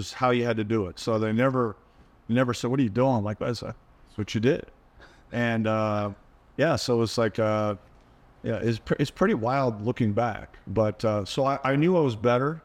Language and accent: English; Toronto, Ontario, Canada; growing up in Toronto